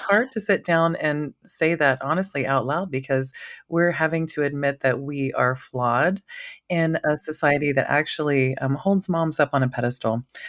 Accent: Maui, Hawaii, United States; moved away as an adult; now in Idaho, United States; being from Maui

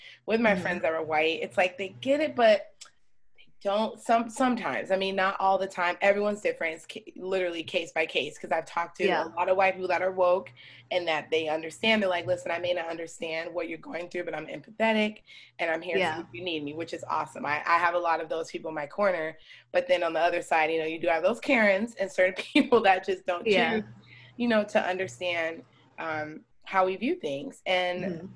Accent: Scottsdale, Arizona, United States; also born or lived in Chicago, Illinois; I'm from Chicago and growing up around people that look like me. And I moved out here when I was 7 to Scottsdale

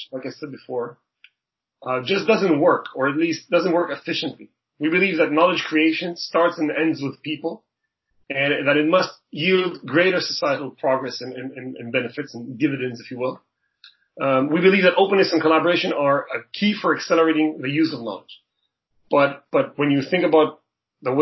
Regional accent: Israel; moved away as an adult; now in Toronto, Canada; I was born and raised in Israel

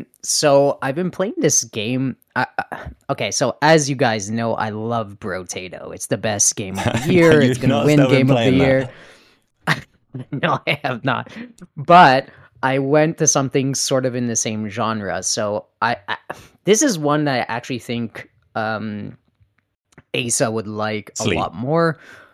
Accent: Canada; At least I'm honest. I'm also a Canadian.

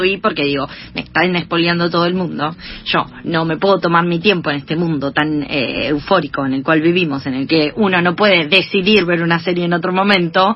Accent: Junín, Buenos Aires Province, Argentina; somos las dos de Junín

